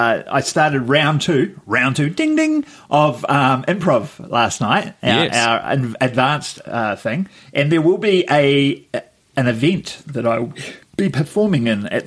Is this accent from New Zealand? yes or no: yes; New Zealand; a little Pacific island called Aotearoa.